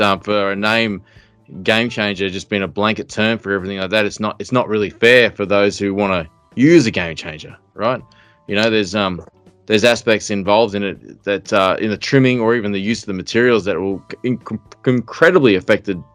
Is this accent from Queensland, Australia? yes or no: yes; Southeast Queensland, Australia; I'm from Southeast Queensland